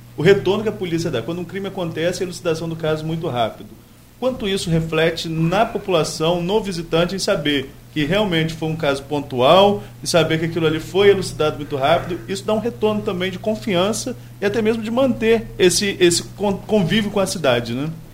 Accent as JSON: {"language": "Portuguese", "area": "Atafona", "region": "Rio de Janeiro", "country": "Brazil", "tie": "born or raised there", "said": "Mas eu que nasci em Atafona, moro sempre, na, moro sempre na mesma casa ali na, na, na, na Rua do Pontal."}